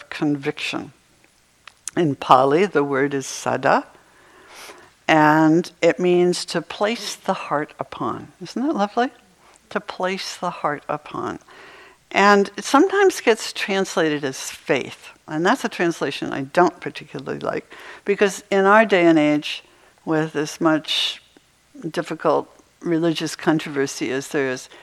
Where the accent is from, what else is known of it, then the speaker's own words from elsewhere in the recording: Maine, United States; moved away; I used to have snow days when I was growing up in Maine